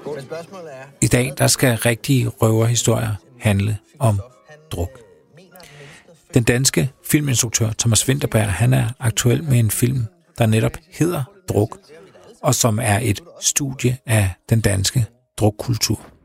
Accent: Denmark

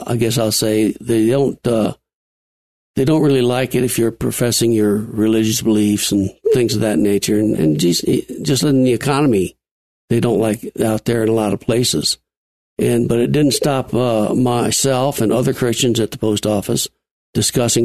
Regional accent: Watertown, New York, United States; moved away as an adult; now in Colorado, United States; Northern New York

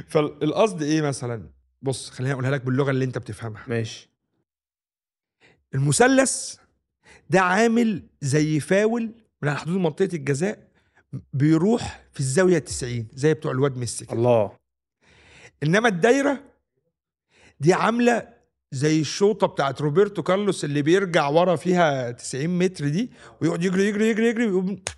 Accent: Egypt; والحاجات الجميله اللي اتربينا عليها في مصر دي هي دي

